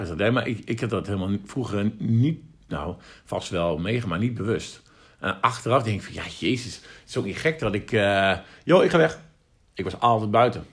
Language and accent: Dutch; the East, eastern Netherlands, Netherlands; wij komen uit Oosten